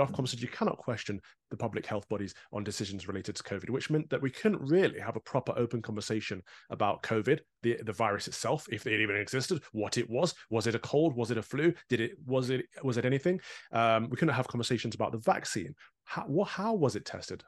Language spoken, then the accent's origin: English; United Kingdom; as a Brit